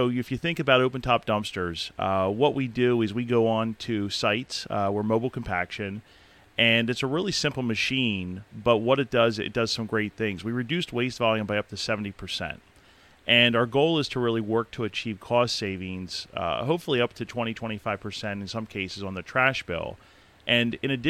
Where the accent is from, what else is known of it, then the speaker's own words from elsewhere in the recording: Palmyra, Pennsylvania, United States; moved away as an adult; now in Elizabethtown, United States; I grew up in Palmyra, so I'm a local boy of sorts